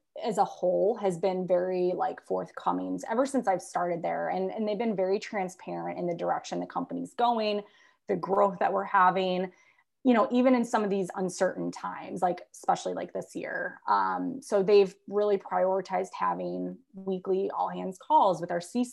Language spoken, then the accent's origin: English; Chicago, Illinois, United States; born and bred in the Chicago area